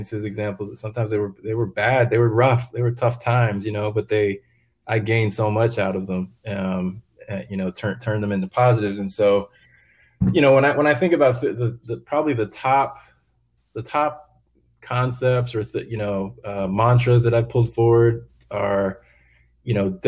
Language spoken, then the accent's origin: English; East Coast, United States; moved away; I grew up on the East Coast